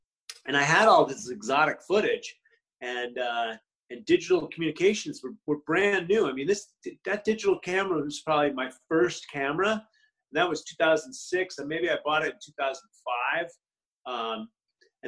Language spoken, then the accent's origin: English; United States; also born or lived in Los Angeles; that's my right as an American.